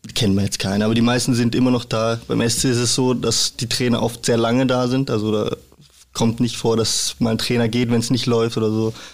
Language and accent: German; Freiburg, Baden-Württemberg, Germany; moved away as an adult; also born or lived in Regensburg; now in Hamburg, Germany; ich bin in Freiburg geboren, also auch direkt in Freiburg